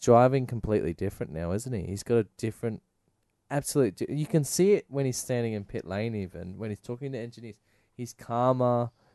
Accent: Australia; being Australian

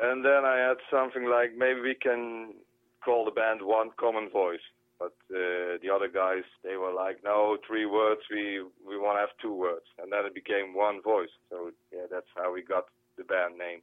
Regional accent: Roermond, Limburg, Netherlands; English is a second language; my hometown, Roer, uh, it's like 10 minutes driving to Germany.

